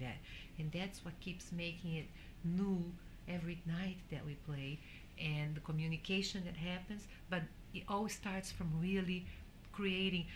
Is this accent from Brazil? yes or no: yes; Brazil; growing up in Brazil with the Brazilian rhythms and also with the jazz that I had around the house